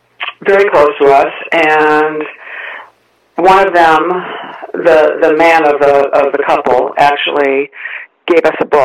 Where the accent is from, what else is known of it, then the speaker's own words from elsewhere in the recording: Ohio, United States; moved away as an adult; also born or lived in San Francisco, California; Well, I grew up in Ohio, and I came to California after I finished my undergraduate studies in Ohio, and I was living in San Francisco, the San Francisco area.